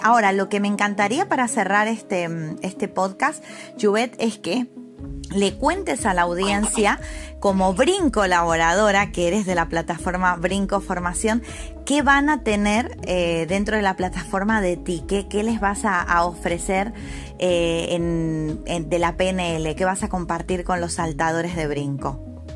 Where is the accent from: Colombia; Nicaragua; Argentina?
Argentina; moved away as an adult; now in Canary Islands, Spain; como decimos nosotros en, Argentina